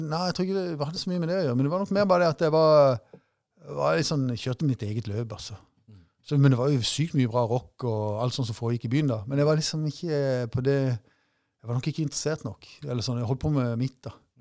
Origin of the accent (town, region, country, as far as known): Mandal, Agder, Norway; born or raised there; also born or lived in Long Island, New York, United States / Brooklyn, New York, United States